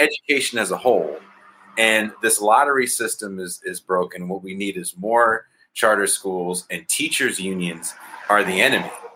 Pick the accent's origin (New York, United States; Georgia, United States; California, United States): California, United States; the Bay Area; I'm from the Bay Area